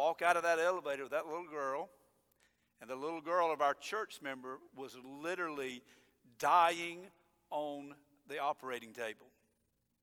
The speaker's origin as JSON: {"language": "English", "country": "United States", "tie": "born or raised there", "said": "I was born in America"}